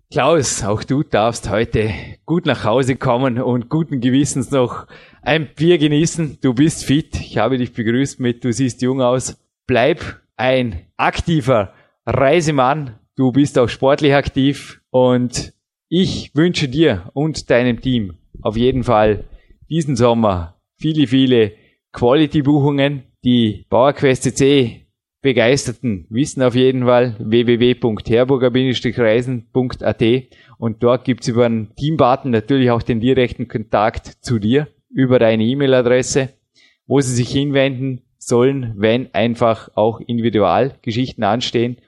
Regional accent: Austria; bei uns in Österreich

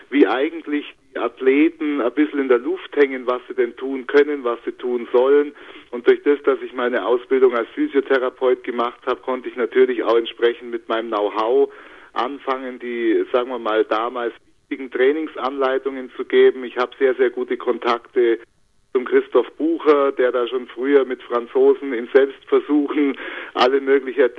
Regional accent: Bavaria, Germany; äh, bin geborener Allgäuer

